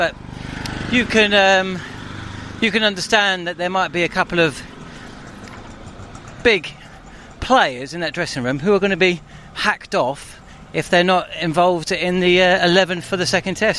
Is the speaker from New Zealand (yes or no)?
no; England, United Kingdom; I'm from England